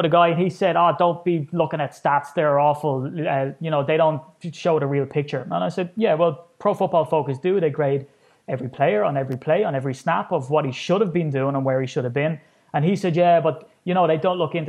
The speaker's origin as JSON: {"language": "English", "country": "Ireland", "said": "I'm an Irishman, and here I am sitting to an Englishman in Cincinnati"}